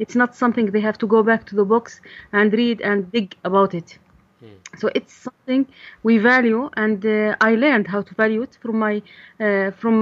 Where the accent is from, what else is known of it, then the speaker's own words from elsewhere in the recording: Bayuda, Balqa Governorate, Jordan; I'm from a small little village with 600 families called Bayuda in the middle of Jordan, in the heart of Jordan.